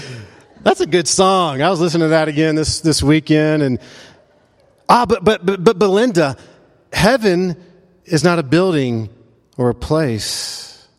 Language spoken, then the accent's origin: English; Memphis, Tennessee, United States; now in Asheville, United States; he and I grew up in Memphis